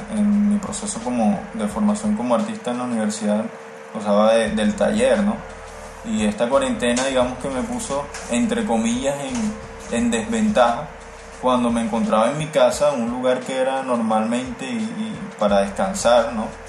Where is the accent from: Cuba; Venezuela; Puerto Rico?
Venezuela; Caracas, Capital District; now in Malambo, Colombia; soy artista plástico y visual originario de Caracas, Venezuela, y actualmente resido o vivo en la ciudad de Barranquilla, en el Caribe colombiano